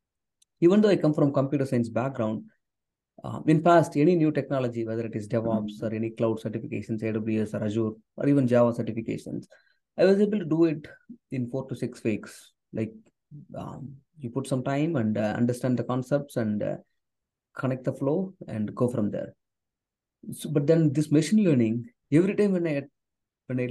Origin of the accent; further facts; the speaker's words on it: South India, India; first language Tamil; English is a second language; I come from a background where English is not my first language. Tamil, which is my native language. I come from southern part of India